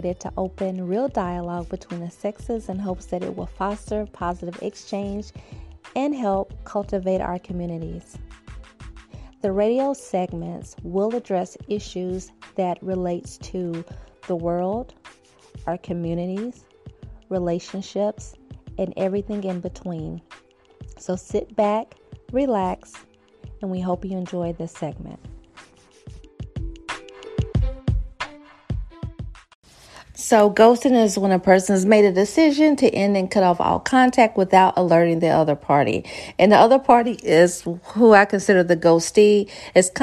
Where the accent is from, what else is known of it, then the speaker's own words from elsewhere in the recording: Oklahoma, United States; moved away as an adult; now in Texas, United States; I'm from Oklahoma